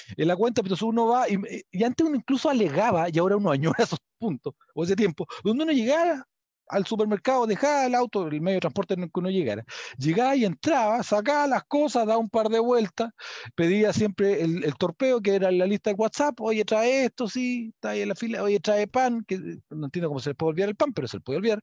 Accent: Chile; yo soy chileno

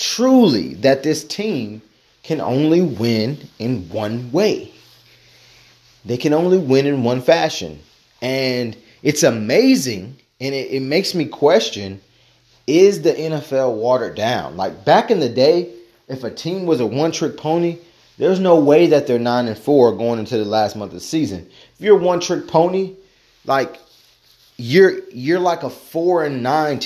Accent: Tennessee, United States; moved away; I am a Tennessean. I was born in Tennessee, spent some time in some other places

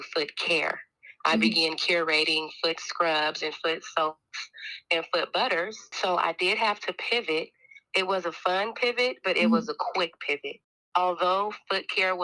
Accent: Portland, Oregon, United States; born and raised in Portland, Oregon.

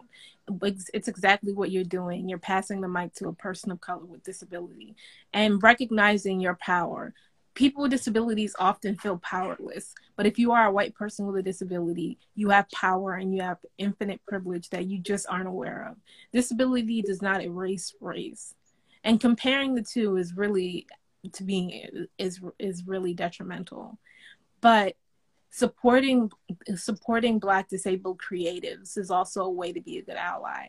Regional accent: Nigeria; I'm African, I'm Nigerian

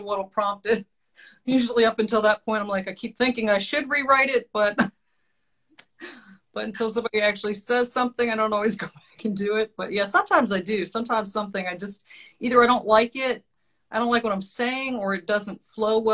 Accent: Eastern Shore of Maryland, United States; I'm from the Eastern Shore of Maryland

